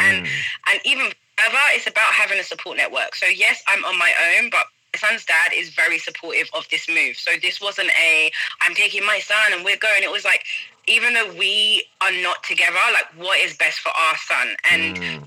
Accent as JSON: {"language": "English", "region": "London", "country": "United Kingdom", "tie": "born or raised there", "moved": "as an adult", "said": "growing up in London, I was able to, you know, grow up with a number of people from different backgrounds"}